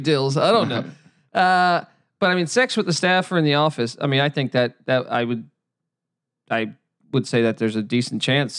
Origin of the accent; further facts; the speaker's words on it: Washington, District of Columbia, United States; moved away; also born or lived in Los Angeles; we grew up in the DC area.